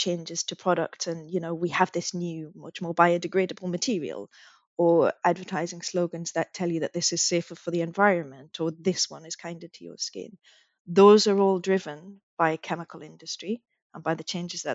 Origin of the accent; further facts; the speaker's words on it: United Kingdom; I'm British, but I still would like to consider myself part of that region